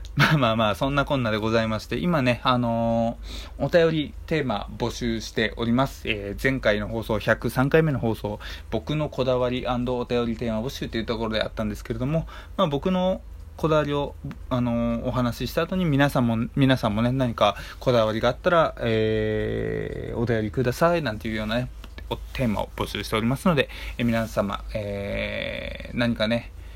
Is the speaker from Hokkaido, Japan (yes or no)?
yes; Hokkaido, Japan; moved away; 僕あの出身が北海道